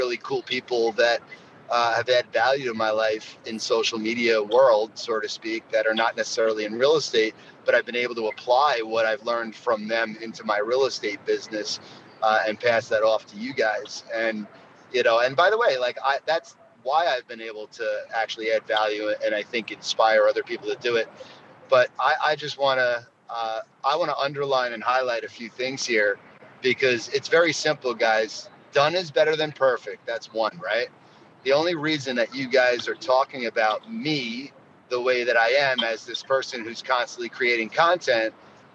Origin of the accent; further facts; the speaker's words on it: New York, United States; I'm a New Yorker